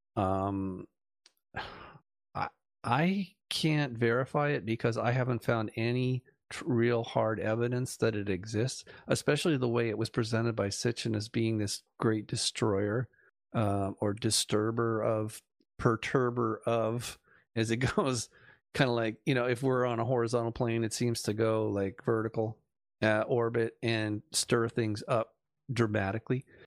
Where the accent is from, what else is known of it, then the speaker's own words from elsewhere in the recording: Malibu, California, United States; growing up in Malibu